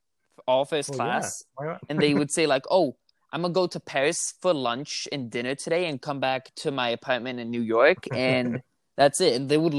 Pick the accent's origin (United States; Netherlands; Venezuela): Netherlands; I grew up in the Netherlands. Mm-hmm. Do you know where that is?